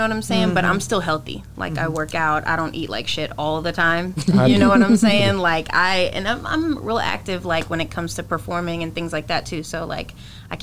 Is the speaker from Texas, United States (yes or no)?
yes; Cedar Hill, Texas, United States; I grew up in Cedar Hill.